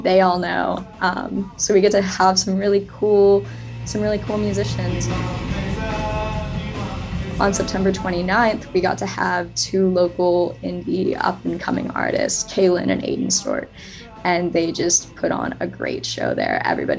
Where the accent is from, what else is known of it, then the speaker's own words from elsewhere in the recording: Austin, Texas, United States; I'm from Austin